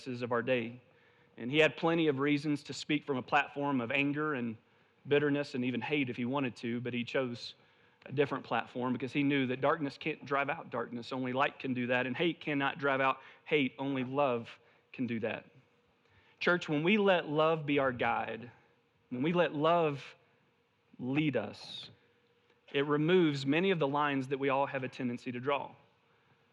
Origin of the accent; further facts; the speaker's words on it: the South, United States; moved away; I'm originally from the South